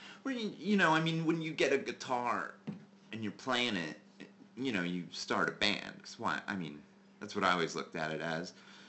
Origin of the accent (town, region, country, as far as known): Cincinnati east side suburbs, Ohio, United States; born or raised there; also born or lived in Texas